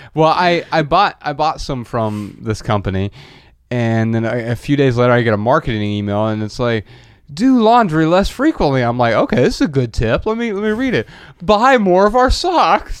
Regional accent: Midwest, United States; now in Los Angeles, United States; growing up in the Midwest

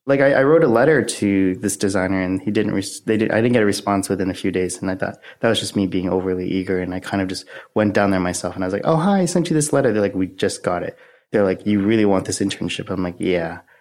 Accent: Oakville, Ontario, Canada; I grew up in Oakville, Ontario, which is a suburb outside of Toronto.

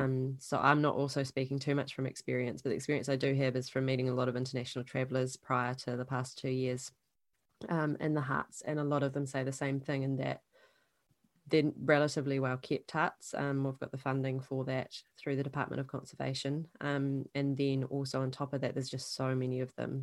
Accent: New Zealand; also born or lived in Invercargill, Southland; I'm a Kiwi that grew up here. Um, I live down in Southland, which is the very bottom of the South Island of New Zealand, and in Invercargill. Um, I grew up on a sheep farm

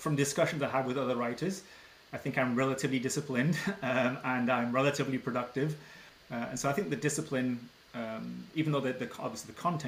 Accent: England, United Kingdom; moved away as an adult; now in Ottawa, Canada; I was born in England and went to school there and then moved to Canada after grad school. And I've lived in Ottawa, Ontario

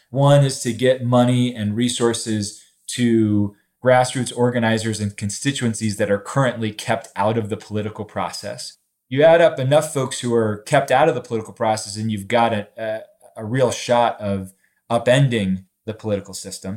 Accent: Charleston, West Virginia, United States; my hometown of Charleston

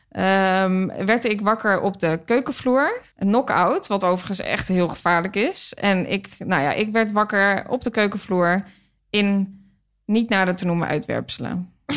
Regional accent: Hilversum, North Holland, Netherlands; een restaurant in Hilversum, waar ik vandaan kom

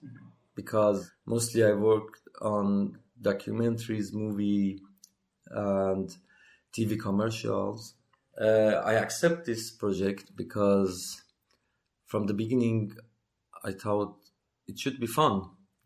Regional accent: Iran; accent: mostly Iranian, mixture of Indian, Arabic, a little bit Thai; English is a second language; my accent is like something like how can I say, mixture of Indian, Arabic, a little bit Thai, and mostly Iranian

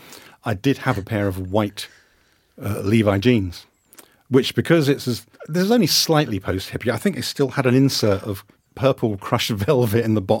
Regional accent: Kingston upon Thames, London, United Kingdom; moved away as an adult; now in Scotland, United Kingdom; very close to it was my hometown. And that's a place called Kingston

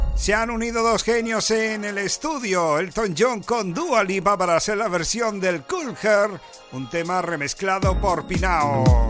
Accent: Canary Islands, Spain; llegamos los DJs 100% canarios

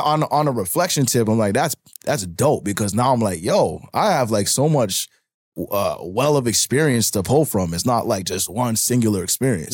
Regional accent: Toronto, Ontario, Canada; I'm originally from Parkdale. Like my hospital I was born in was St. Joe's, St. Joseph Hospital

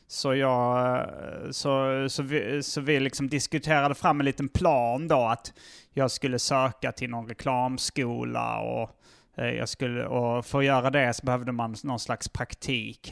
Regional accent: Hjärup, Skåne, Sweden; moved away as an adult; also born or lived in Malmö / Lund; now in Stockholm, Sweden; jag föddes i Malmö. Mm. Sen så flyttade min familj till Hjärup när jag var, fortfarande var noll.

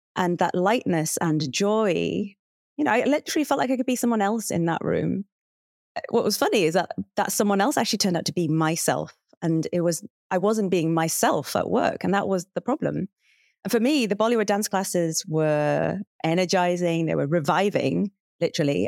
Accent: Hartlepool, North East England, United Kingdom; moved away; also born or lived in Cambridge; Hartlepool, which is where I grew up

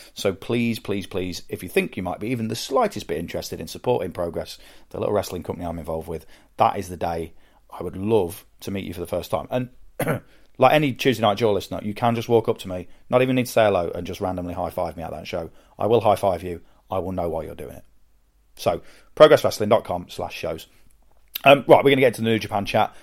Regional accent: United Kingdom; accent: British; I'm British and, and have a British accent

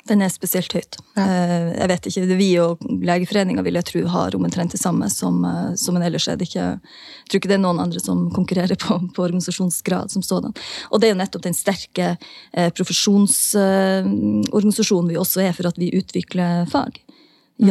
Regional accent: Northern Norway, Norway; also born or lived in Oslo; now in Tromsø, Norway; i nord der jeg er ifra

